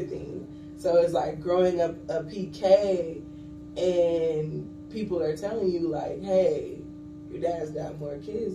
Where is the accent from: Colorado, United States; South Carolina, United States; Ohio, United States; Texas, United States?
South Carolina, United States; Johns Island; also born or lived in Charleston, South Carolina; I am from Charleston, South Carolina. I was born and raised in Johns Island, South Carolina. That's a really small Gullah Geechee community